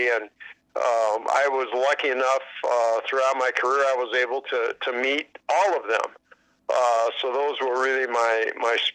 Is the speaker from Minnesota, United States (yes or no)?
yes; Minneapolis, Minnesota, United States; actually grew right in Minneapolis.